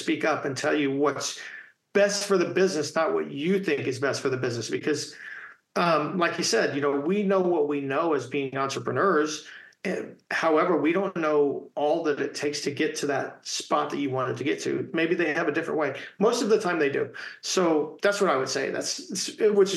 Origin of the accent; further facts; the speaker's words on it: Indiana, United States; growing up in Indiana playing basketball